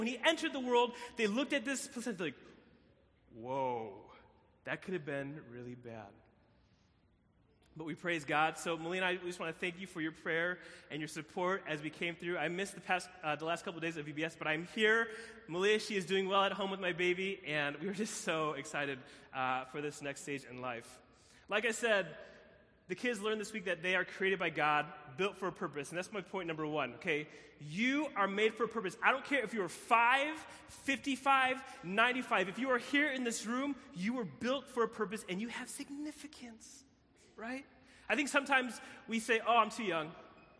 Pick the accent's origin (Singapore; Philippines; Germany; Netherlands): Philippines; And so my birth mom flew, I'm from the Philippines. Any Filipinos in the building? Come on, Filipino, right? Flew from the Philippines, landed in Chicago, found out she was pregnant.